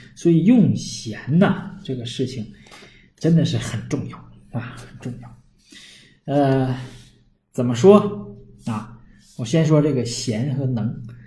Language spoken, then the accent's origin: Chinese; Northeast China, China; accent: Northeastern Mandarin; 我们东北话